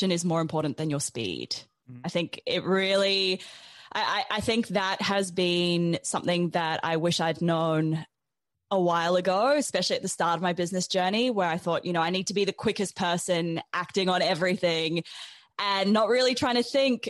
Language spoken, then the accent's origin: English; New Zealand; moved away as an adult; also born or lived in South Africa; now in Australia; I grew up in New Zealand